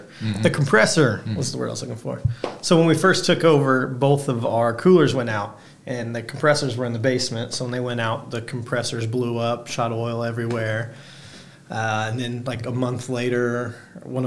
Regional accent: Centralia, Illinois, United States; I'm originally from Centralia, just about an hour north of here

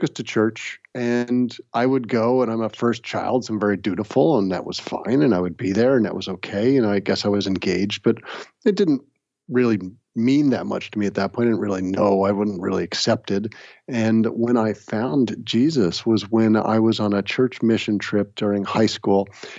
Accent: United States; moved away as an adult; now in Massachusetts, United States; Grew up in the New York, New Jersey area.

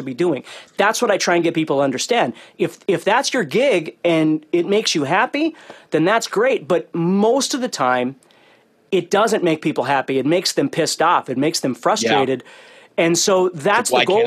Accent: Fargo, North Dakota, United States; I grew up in North Dakota and it's in Fargo

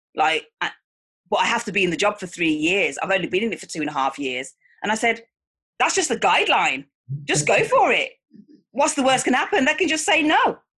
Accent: Manchester, North West England, United Kingdom; I'm from Manchester, England

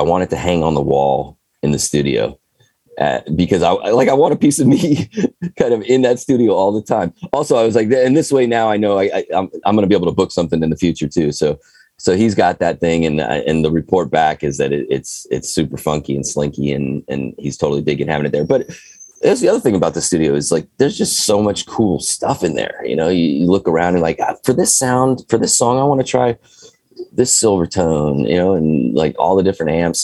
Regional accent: California, United States; moved away; I've lived all over the place, but I'm back in California and I was raised in California

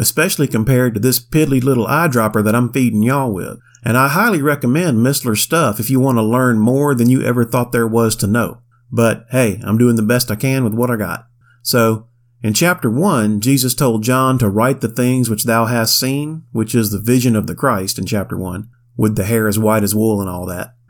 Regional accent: Florida, United States; I grew up in Florida

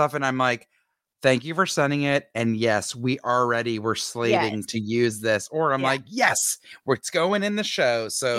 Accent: Montreal, Quebec, Canada; this listener lives in Montreal, which is my hometown where I was born.

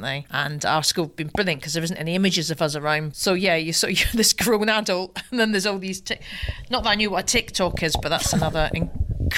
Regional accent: Tillicoultry, Scotland, United Kingdom; accent: Scottish; moved away as an adult; also born or lived in England / Edinburgh / Glasgow; now in London, United Kingdom; I went to a primary school called Tillicoultry Primary in the foothills of the Ochil Hills. And then I went to a school called Alva Academy

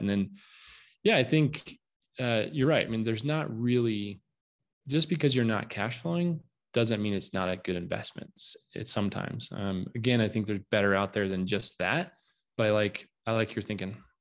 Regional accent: Southwest Colorado, United States; moved away; I'm from Southwest Colorado. In fact, uh, I live here now again

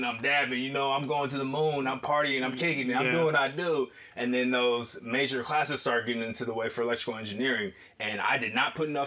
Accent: Littleton, Colorado, United States; born or raised there; also born or lived in Detroit, Michigan

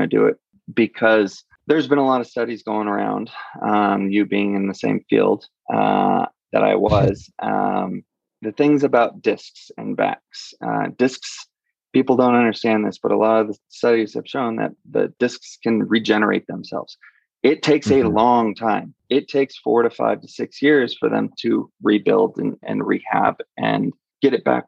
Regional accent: California, United States; moved away as an adult; now in Denver, United States; I'm from California originally

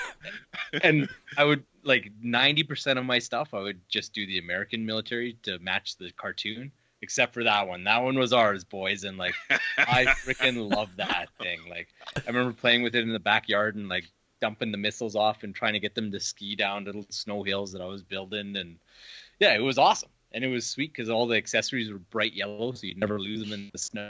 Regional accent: Canada; we're from Canada

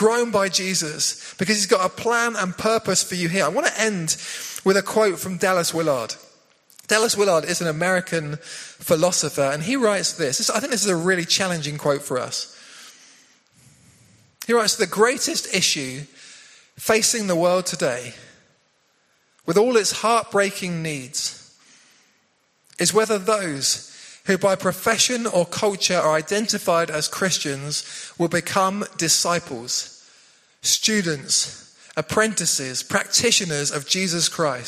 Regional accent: South West England, United Kingdom; now in High Wycombe, United Kingdom; We'd come from Cornwall. Love growing up in Cornwall. Beautiful down there by the sea.

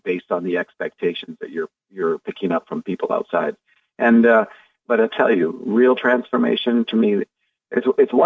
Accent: Canada; I'm a Canadian

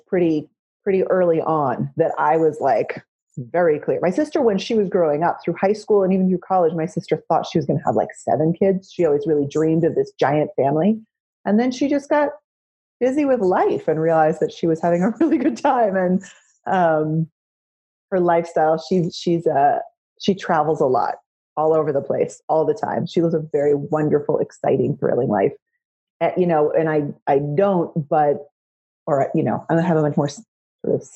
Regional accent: West Coast, United States; moved away as an adult; also born or lived in New York; growing up on the West Coast

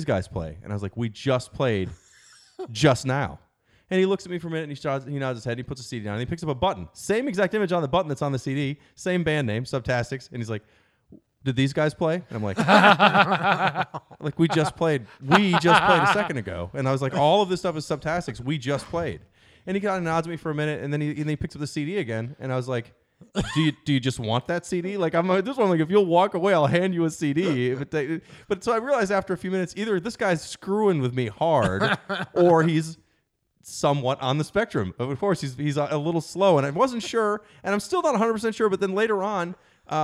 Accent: Baltimore, Maryland, United States

